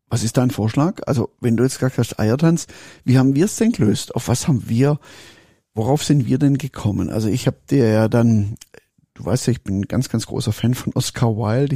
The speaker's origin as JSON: {"language": "German", "area": "Swabia", "region": "Baden-Württemberg", "country": "Germany", "said": "ich bin Schwab"}